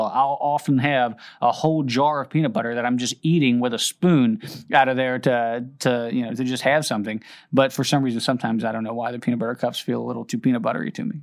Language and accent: English; outside of Cincinnati, Ohio, United States; now in Sumter, United States; where I grew up and outside of Cincinnati